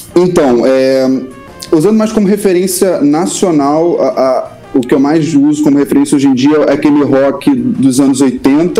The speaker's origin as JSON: {"language": "Portuguese", "region": "Rio de Janeiro", "country": "Brazil", "tie": "born or raised there", "said": "Sou tijucano, né? tijucano desde o início"}